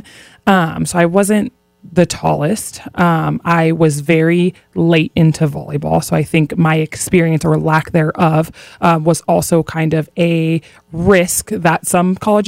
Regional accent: Hawaii, United States; moved away as an adult; growing up in Hawaii, I'm used to really, really good weather

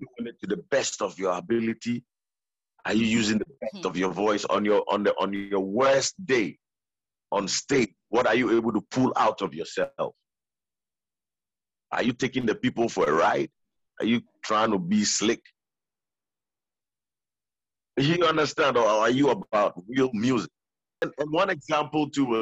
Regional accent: Ghana; being Ghanaian

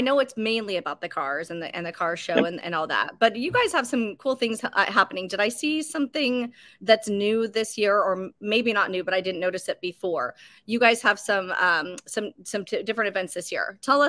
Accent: Roseburg, Oregon, United States; I'm from Roseburg.

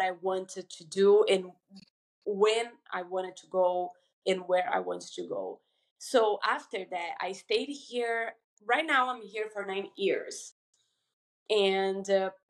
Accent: Brazil; moved away as an adult; also born or lived in Michigan, United States; now in United States; I'm from Brazil

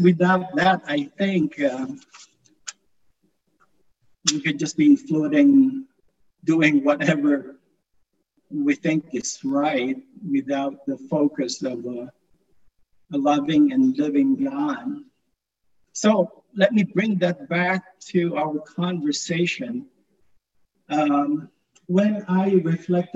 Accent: Philippines; moved away as an adult; now in Black Forest, United States; growing up in the Philippines

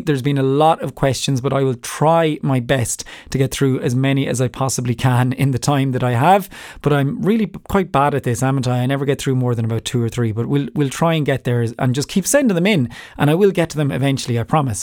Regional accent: Ireland; I have a different accent 'cause I'm from Ireland

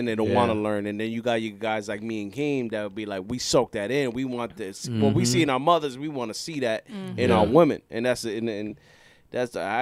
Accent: New York City, New York, United States; I was raised in the Bronx

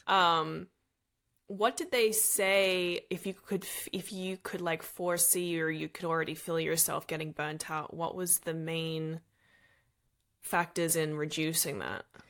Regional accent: Australia; now in Los Angeles, United States; I'm Australian

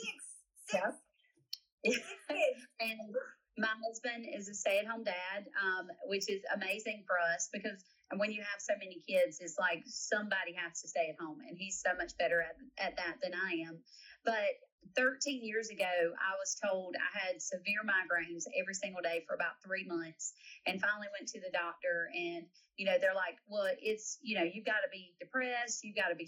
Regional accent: South Carolina, United States; I am from South Carolina

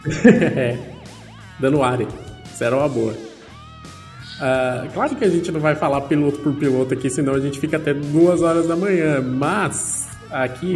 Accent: Brazil; como um bom brasileiro

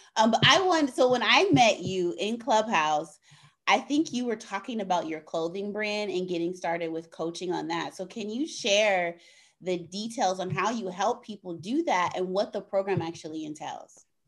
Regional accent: California, United States; moved away as an adult; now in Chicago, United States; I moved to the Midwest because I grew up in California

